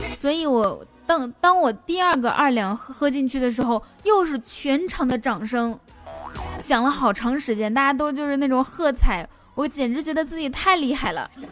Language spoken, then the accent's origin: Chinese; Inner Mongolia, China; moved away as an adult; also born or lived in Wuhan, China; 我来自内蒙古大草原，因为我那个时候是，是在武汉上学